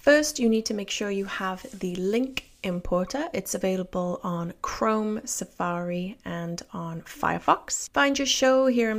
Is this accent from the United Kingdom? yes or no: yes; Cardiff, Wales, United Kingdom; accent: Welsh; I grew up in the south of Wales, in the capital of Wales. The city is called Cardiff.